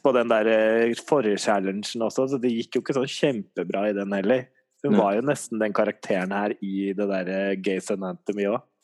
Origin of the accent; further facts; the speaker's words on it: Norway; vi er nordmenn